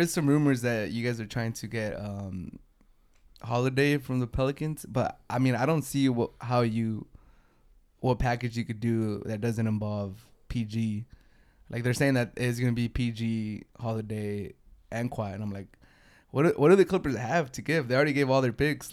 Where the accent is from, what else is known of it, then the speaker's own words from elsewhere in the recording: San Diego, California, United States; I'm from San Diego, and for the Dodgers, it's always beat L